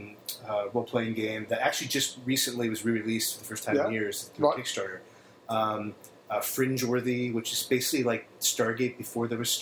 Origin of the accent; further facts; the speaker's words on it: Ohio, United States; Probably junior high, growing up in Ohio.